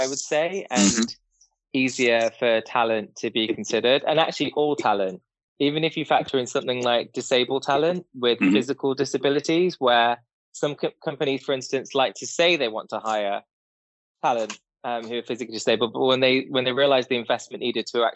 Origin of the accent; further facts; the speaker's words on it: Derby, East Midlands, United Kingdom; I was born and bred in a small town called Derby